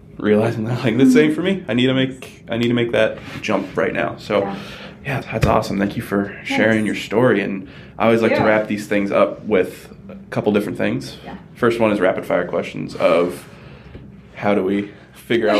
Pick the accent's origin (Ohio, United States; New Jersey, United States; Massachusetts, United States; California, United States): Massachusetts, United States; Ludlow; I'm from Ludlow. I'm not Portuguese